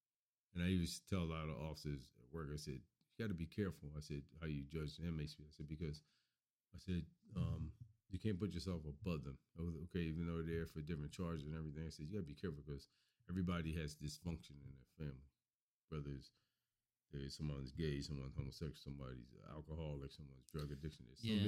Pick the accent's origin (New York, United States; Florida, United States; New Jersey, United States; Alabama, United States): Florida, United States; Miami; When I grew up in Miami. I grew up in the inner city, so I saw a lot of violence.